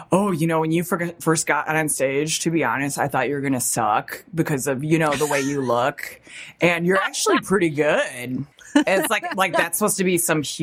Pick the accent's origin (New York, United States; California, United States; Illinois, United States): Illinois, United States; Chicago; I'm from Chicago